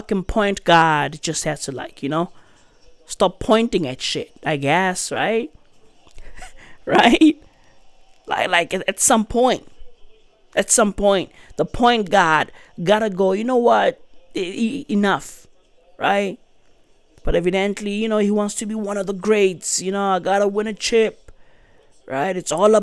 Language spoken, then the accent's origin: English; South Africa; I'm a South African